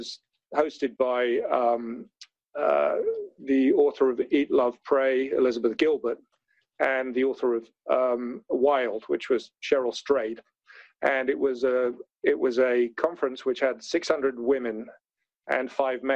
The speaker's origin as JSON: {"language": "English", "region": "London", "country": "United Kingdom", "tie": "born or raised there", "said": "I was brought up in London, as you might tell from my accent."}